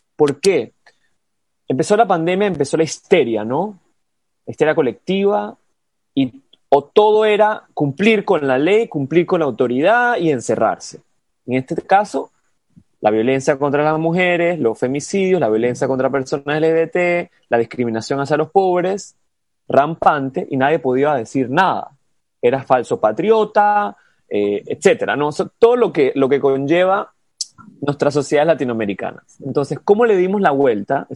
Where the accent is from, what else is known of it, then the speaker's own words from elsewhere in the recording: Panama; moved away as an adult; yo me fui 10 años de Panamá y he regresado al mismo país